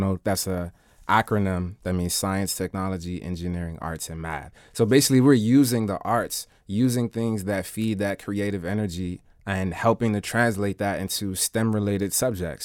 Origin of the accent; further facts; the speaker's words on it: Washington, District of Columbia, United States; also born or lived in Philadelphia, Pennsylvania; I was born in D C.